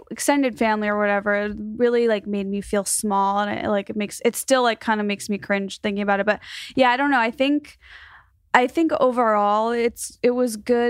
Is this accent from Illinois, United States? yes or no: yes; Illinois, United States; I'm from Chicago suburbs.